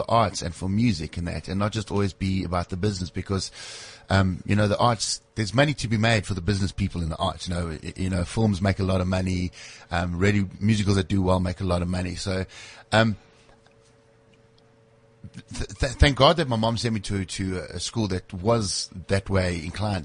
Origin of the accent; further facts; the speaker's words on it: Springs, Gauteng, South Africa; also born or lived in Brakpan, South Africa; I was born in a very, very small town called Brakpan. Lived there until the age of 6 years old. And then my mom moved to Springs and lived there until I was 17.